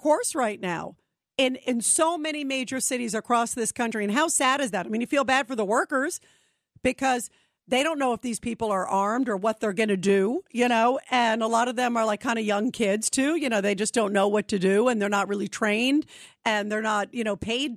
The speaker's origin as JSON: {"language": "English", "town": "New York City", "region": "New York", "country": "United States", "tie": "born or raised there", "said": "I was born in Brooklyn. You know, I'm a New York gal"}